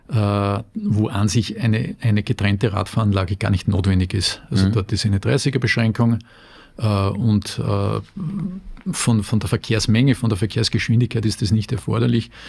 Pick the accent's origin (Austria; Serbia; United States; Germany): Austria; Salzburg; born there; als geborener Salzburger muss ich sagen, die Steigung der Argentinier schreckt mich